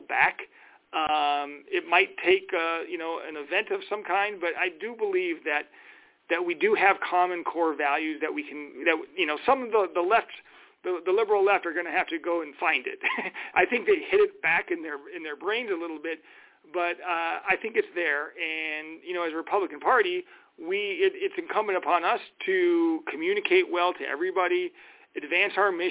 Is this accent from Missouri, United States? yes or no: no; Minnesota, United States; moved away as an adult; now in Arizona, United States; I grew up in Minnesota